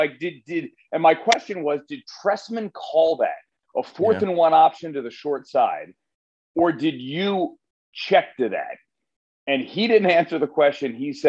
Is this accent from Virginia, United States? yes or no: yes; Northern Virginia, United States; I grew up in Northern Virginia, though, outside DC, the DC burbs. My dad ended up in the Army and then ended up in that area and stayed there. And so I was born and raised there